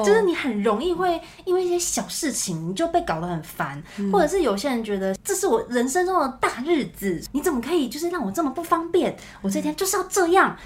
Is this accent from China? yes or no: no; Taichung, Taiwan; 因为我是台中人嘛